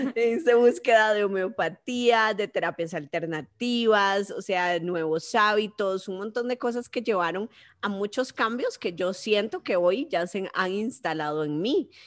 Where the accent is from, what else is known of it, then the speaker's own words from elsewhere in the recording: Costa Rica; mi querido Costa Rica